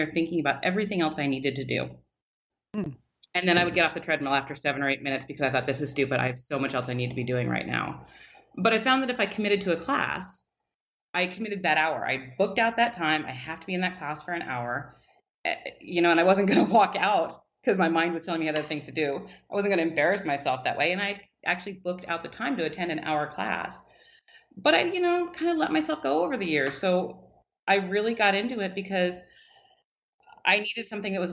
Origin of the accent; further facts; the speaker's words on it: Richland, Washington, United States; I grew up in Richland, Washington, so we moved here when I was 10